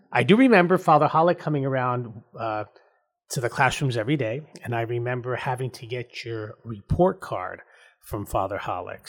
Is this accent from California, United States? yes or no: no; Mahwah, New Jersey, United States; also born or lived in Suffern, New York; I was blessed growing up in Mahwah, New Jersey